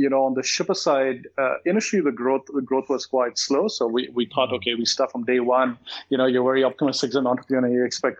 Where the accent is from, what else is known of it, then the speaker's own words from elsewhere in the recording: India; now in Malaysia; I come from India and I'm from a middle-class family.